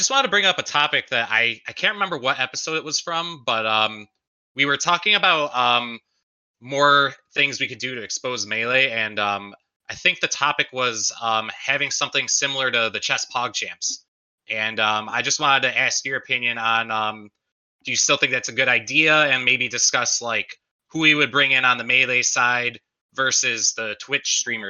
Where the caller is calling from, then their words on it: Austin, Texas, United States; I'm from Austin.